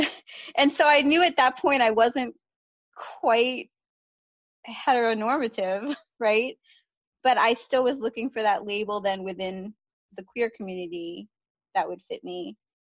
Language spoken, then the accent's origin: English; New York City, New York, United States; moved away as an adult; I grew up in the Bronx in New York